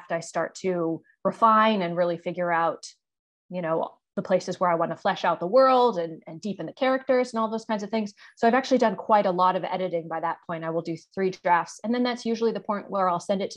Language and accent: English; United States; moved away as an adult; now in Hong Kong; I'm an American author